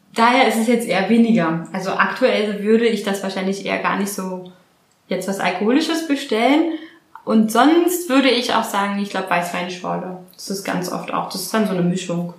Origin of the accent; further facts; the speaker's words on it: Berlin, Germany; also born or lived in Australia; Berlinerin, also hier auch geboren in Berlin